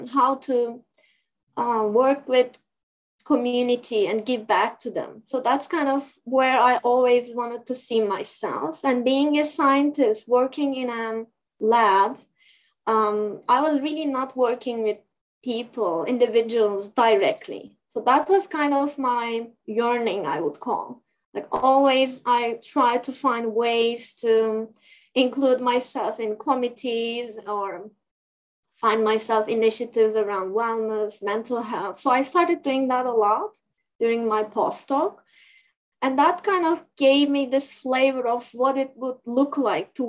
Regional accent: Turkey; moved away as an adult; also born or lived in New York, United States; now in Canada; either in Turkey, back in my home country, or in United States

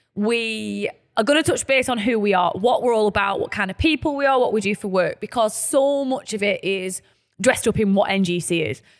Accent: Burnley, North West England, United Kingdom; we're from Burnley, our lovely, humble, working-class town

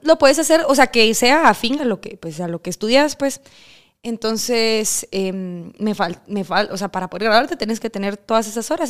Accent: Cobán, Alta Verapaz, Guatemala; moved away as an adult; now in Guatemala City, Guatemala; yo soy de Cobán

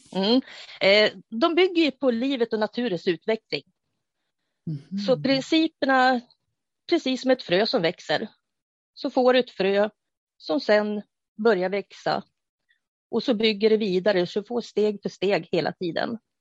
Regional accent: Uppsala, Uppsala County, Sweden; jag kommer ifrån Uppsala

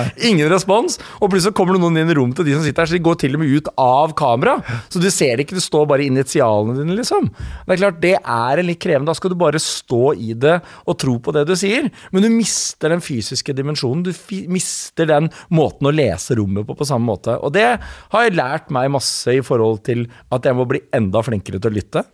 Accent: Slemmestad, Akershus, Norway; Min pappa og jeg er fra Slemmestad

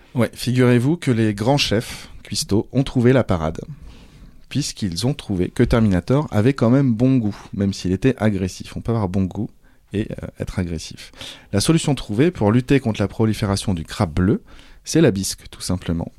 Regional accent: Brittany, France; étant de Bretagne

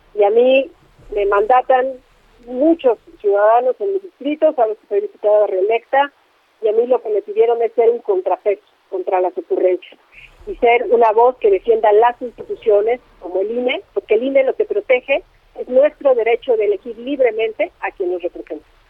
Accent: State of Mexico, Mexico; mi estado, sabes que soy mexiquense

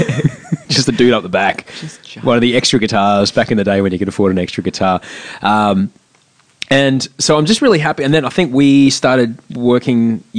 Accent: Brisbane, Queensland, Australia; moved away as an adult; now in United States; we are both from Brisbane.

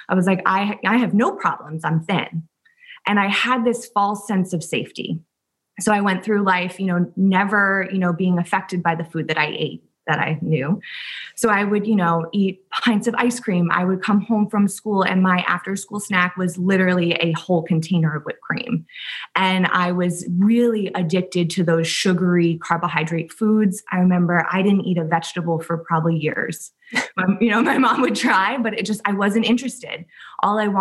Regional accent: Southampton, New York, United States; also born or lived in Worcester, Massachusetts; I grew up in Southampton, New York, so out in the Hamptons.

